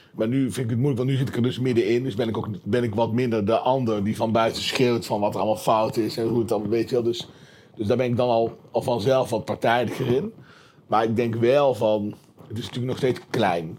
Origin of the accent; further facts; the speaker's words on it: Tilburg, North Brabant, Netherlands; ik kom uit Tilburg